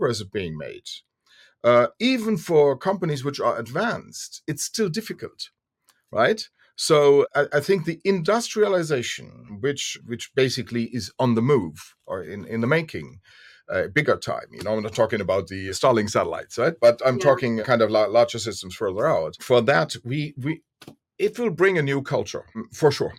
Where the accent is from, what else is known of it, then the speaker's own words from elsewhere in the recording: Germany; Since we are from Europe, Germany